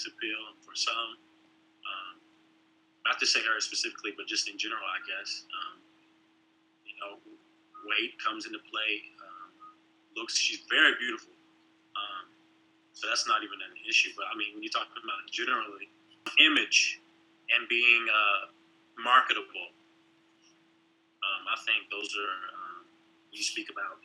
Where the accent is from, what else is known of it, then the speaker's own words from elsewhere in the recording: Asheville, North Carolina, United States; moved away; I'm from originally Asheville, North Carolina